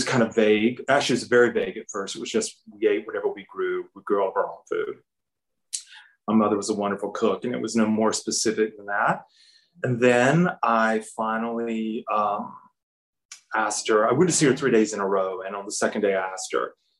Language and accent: English; Hartford, Alabama, United States; moved away as an adult; also born or lived in Atlanta, Georgia; now in Marion, United States; my hometown of Hartford, Alabama